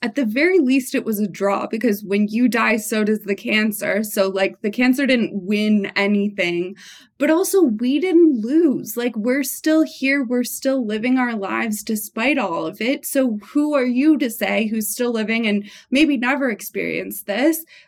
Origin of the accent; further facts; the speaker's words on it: Montreal, Quebec, Canada; now in Santa Cruz, United States; We're both from Montreal